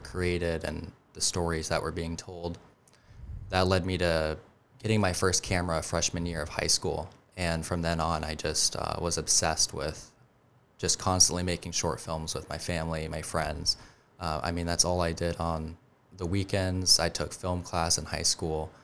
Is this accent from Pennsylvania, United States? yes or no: no; Colorado, United States; also born or lived in Highlands Ranch, Colorado; now in Charleston, United States; I grew up in in Colorado